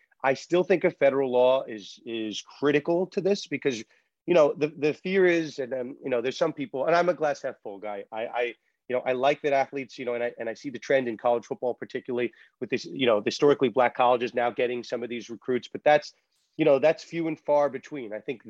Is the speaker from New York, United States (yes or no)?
yes; New York, United States; I'm from New York.